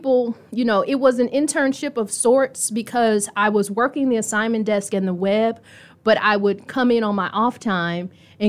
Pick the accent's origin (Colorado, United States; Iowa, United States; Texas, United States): Texas, United States; also born or lived in Indianapolis; And so I grew up mainly in Texas, but would hit rough patches with family and would end up moving back here with family who also lived here.